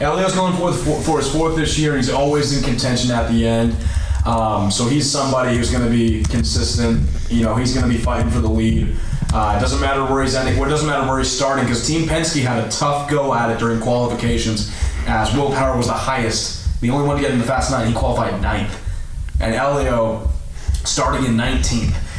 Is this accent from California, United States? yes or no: yes; Anaheim, California, United States; my hometown Anaheim